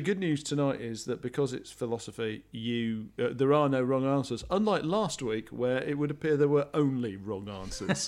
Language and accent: English; United Kingdom; I'm British